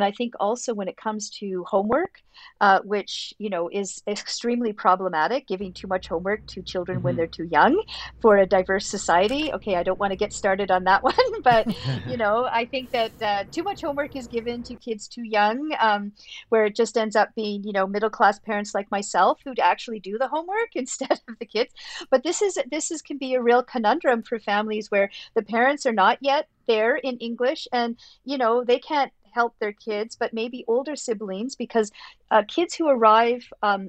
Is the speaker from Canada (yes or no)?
yes; Canada; well, I guess from my perspective as a Canadian, these families seem large